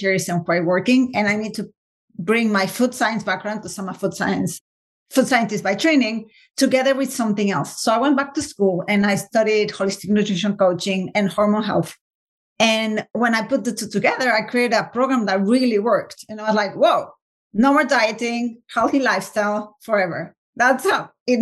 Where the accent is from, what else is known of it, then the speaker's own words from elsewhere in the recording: Mexico City, Mexico; moved away as an adult; also born or lived in England; now in United States; I'm originally from Mexico City, and then we moved to live in England